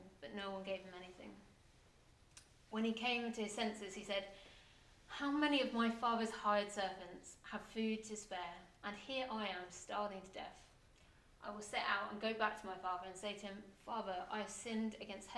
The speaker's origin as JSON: {"language": "English", "region": "England", "country": "United Kingdom", "said": "as a English person that's brought up with an idea of what church is supposed to be like"}